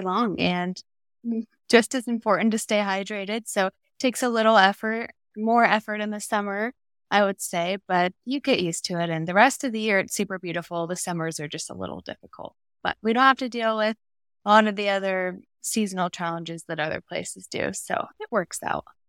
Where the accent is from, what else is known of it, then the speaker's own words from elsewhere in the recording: Arizona, United States; I am in Phoenix, Arizona, born and raised in Arizona.